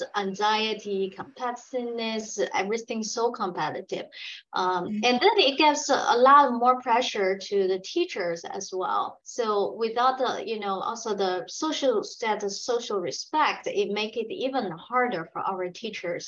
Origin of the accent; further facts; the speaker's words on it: Beijing, China; now in United States; I was born in Beijing, China, you know, things very competitive there